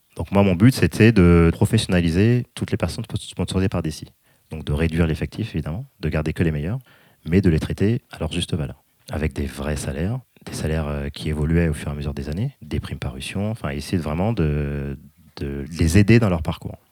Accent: France; avec mes petites habitudes françaises

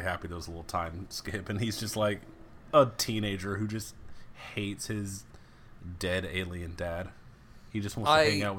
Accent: the South, United States; I'm from the South.

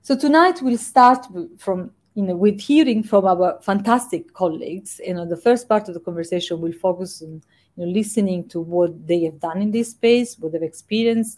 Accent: Italy; now in United Kingdom; in my home country, in Italy

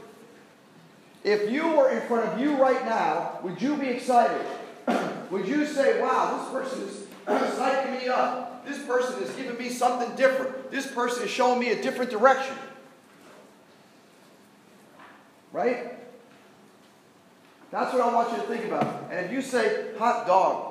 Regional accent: New York, United States; I'm from New York, so I'm an Islander fan

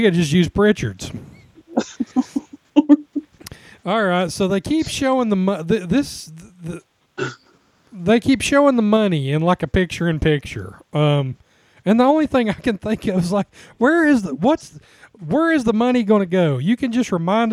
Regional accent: the Dirty South, Southern United States, United States; We're from the Dirty South

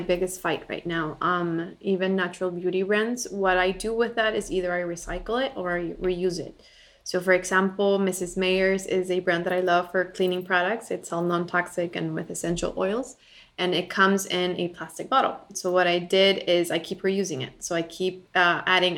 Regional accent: Bolivia; moved away as an adult; now in United States; I was born and raised in Bolivia. I lived there until I was 18, and then moved to the U.S. for college.

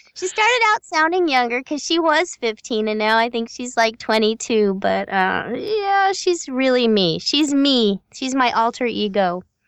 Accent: Los Angeles, California, United States; I'm a Southern California native. Um, I grew up in the San Fernando Valley

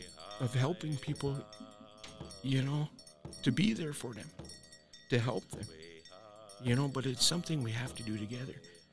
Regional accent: Sawyer, Minnesota, United States; I grew up in Sawyer.

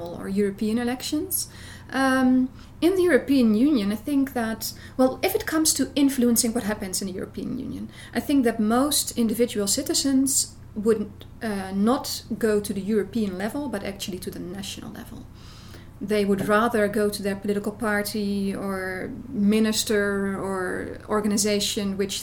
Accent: Netherlands; I'm from the Netherlands.

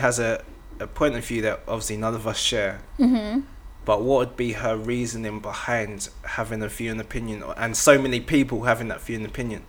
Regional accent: Kent, South East England, United Kingdom; I grew up in Kent from when I was young

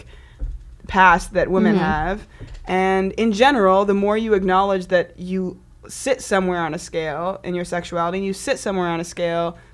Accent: Canada; I was born in Canada

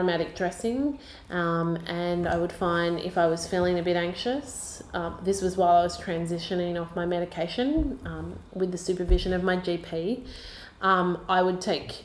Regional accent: Australia

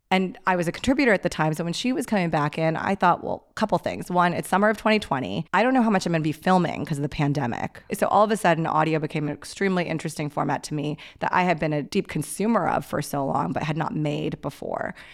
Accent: Pakistan; I'm Pakistani

